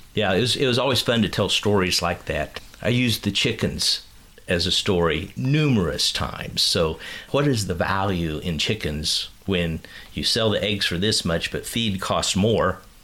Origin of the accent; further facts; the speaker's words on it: Kansas City, United States; I grew up in Kansas City